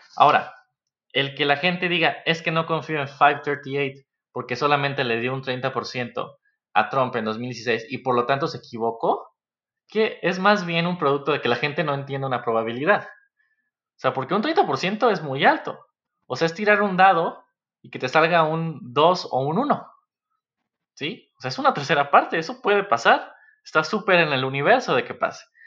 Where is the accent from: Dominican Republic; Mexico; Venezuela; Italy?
Mexico; como mexicanos